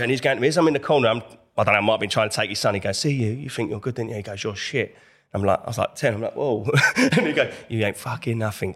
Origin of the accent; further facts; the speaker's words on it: Enfield, London, United Kingdom; I'm in from Enfield, North London, that was from that area